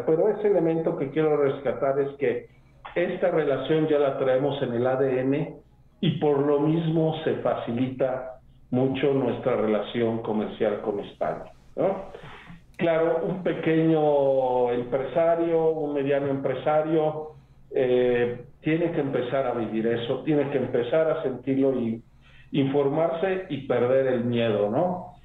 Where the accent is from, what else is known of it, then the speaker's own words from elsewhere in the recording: Mexico City, Mexico; moved away as an adult; now in Puebla, Mexico; Yo soy eh, originario de la Ciudad de México, pero de abuelo paterno de Querétaro